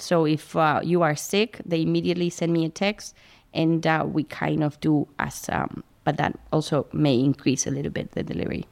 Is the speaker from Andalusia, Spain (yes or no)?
no; Madrid, Community of Madrid, Spain; moved away as an adult; now in Princeton, United States; I grew up in, in Madrid